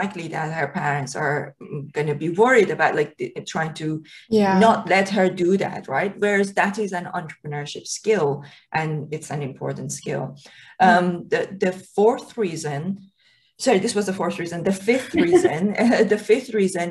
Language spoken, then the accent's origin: English; Iran; moved away; when I was a kid growing up in Iran